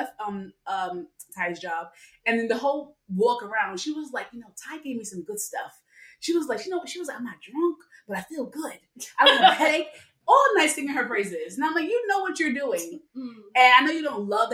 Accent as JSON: {"language": "English", "town": "New York City", "region": "New York", "country": "United States", "tie": "born or raised there", "said": "I'm born and raised in the Bronx"}